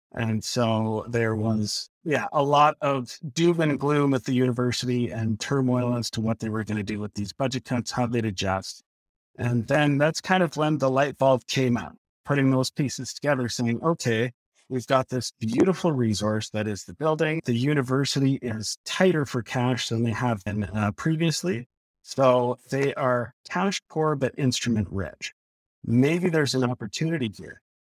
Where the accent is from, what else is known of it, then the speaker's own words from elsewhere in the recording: Lethbridge, Alberta, Canada; moved away as an adult; also born or lived in Edmonton; I grew up in Lethbridge and, uh, moved up to Edmonton, went to the U